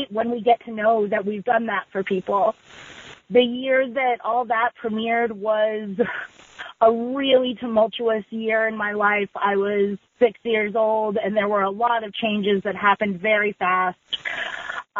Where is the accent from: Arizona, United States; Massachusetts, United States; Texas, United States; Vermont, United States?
Vermont, United States; I'm from Vermont